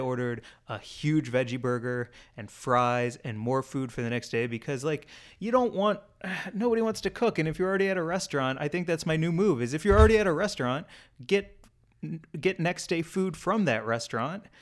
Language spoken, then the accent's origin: English; St. Louis, Missouri, United States; moved away; growing up in Saint Louis, one of the fast food restaurants we always, always went